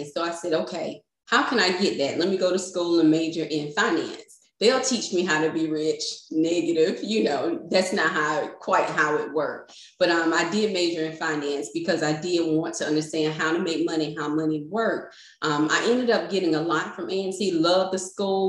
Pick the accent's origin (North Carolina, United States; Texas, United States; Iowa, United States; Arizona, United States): North Carolina, United States; Raleigh; I'm born and raised in Raleigh, North Carolina, and I still reside in North Carolina here